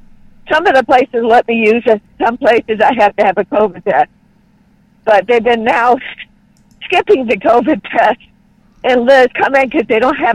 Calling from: California, United States; I'm calling from California.

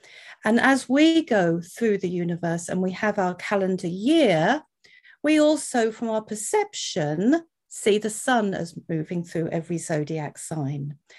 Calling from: Wales, United Kingdom; I'm in Wales in the UK, so thank you very much for having me today.

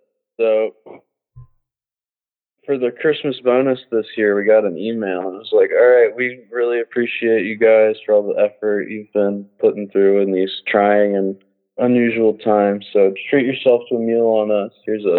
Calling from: Philadelphia, Pennsylvania, United States; I'm calling from Philadelphia.

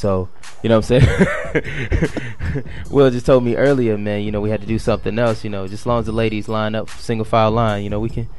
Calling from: Detroit, Michigan, United States; I'm checking in from Detroit City, baby. The West Side, Greenfield, Joy Road. That's me all day.

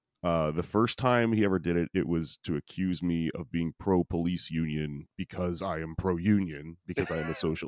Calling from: Austin, Texas, United States; I'm calling in from Texas, which is a very dumb place to be right now.

